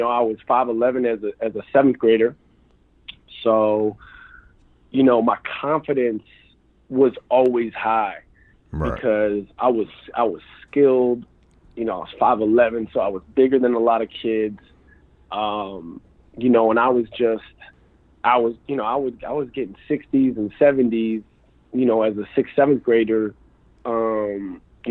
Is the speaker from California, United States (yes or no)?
no; Rochester, New York, United States; moved away as an adult; also born or lived in Hamilton, New York; now in Dallas, United States; I grew up in Rochester, New York, which is upstate New York between like Syracuse and Buffalo.